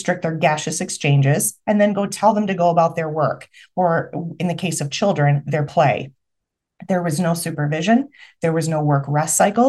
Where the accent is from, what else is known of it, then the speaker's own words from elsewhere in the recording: Michigan, United States; I'm from Michigan